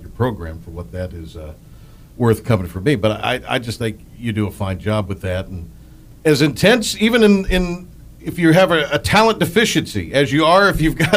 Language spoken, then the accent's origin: English; Kinston, North Carolina, United States; I grew up in Kinston